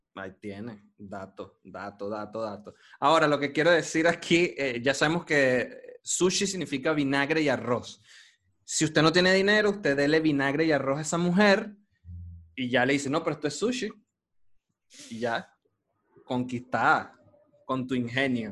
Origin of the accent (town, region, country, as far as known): Venezuela